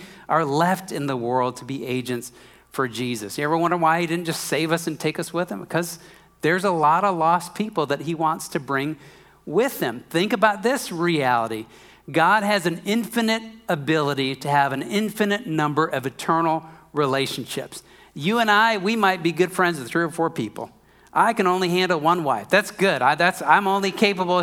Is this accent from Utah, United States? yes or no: no; Minnesota, United States; I'm from Minnesota